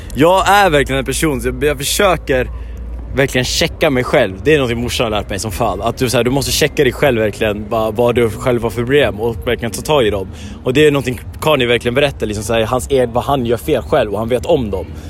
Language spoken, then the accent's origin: Swedish; Järvsö, Gävleborg County, Sweden; now in Stockholm, Sweden; Jag skulle vilja säga Järvsö, men jag är bosatt i Stockholm. Jag kommer från Järvsö.